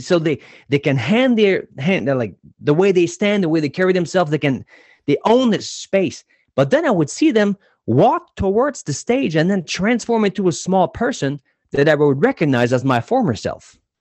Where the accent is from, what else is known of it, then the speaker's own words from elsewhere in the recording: New Brunswick, Canada; I was born in New Brunswick, and in New Brunswick, I was player number thirteen in the province